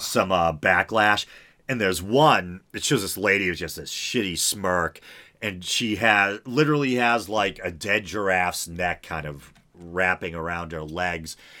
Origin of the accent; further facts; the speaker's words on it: New England, United States; I'm from New England where there's a lot of, like, you know, coastal regions